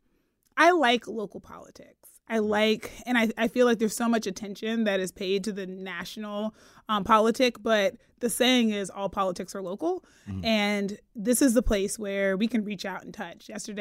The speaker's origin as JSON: {"language": "English", "region": "Pennsylvania", "country": "United States", "said": "And I'm from Pennsylvania."}